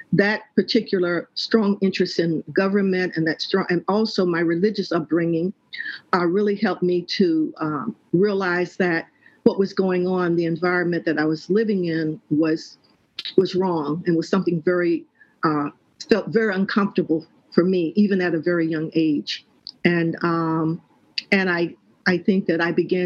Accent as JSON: {"language": "English", "town": "Meridian", "region": "Mississippi", "country": "United States", "tie": "born or raised there", "said": "growing up in Meridian, Mississippi, I came up as a, you know, in the 50s"}